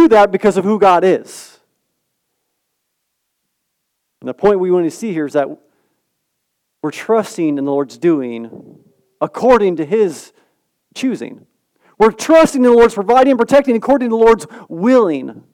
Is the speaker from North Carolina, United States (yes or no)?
no; Southern California, United States; born and raised in Southern California